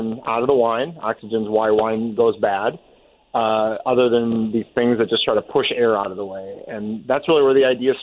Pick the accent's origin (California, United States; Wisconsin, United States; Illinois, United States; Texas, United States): Wisconsin, United States; northern; now in Iowa, United States; I actually grew up in Wisconsin